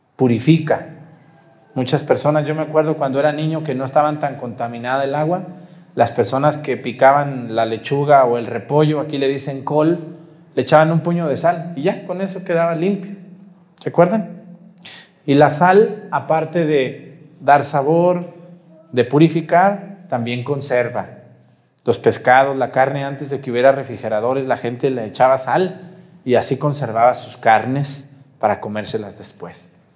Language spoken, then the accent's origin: Spanish; Mexticacán, Jalisco, Mexico; moved away; donde yo nací, allá en Mesticacán